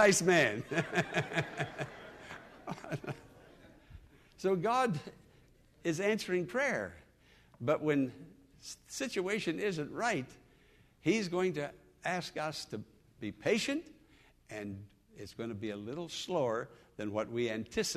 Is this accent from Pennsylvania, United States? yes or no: yes; Western Pennsylvania, United States; born or raised there; moved away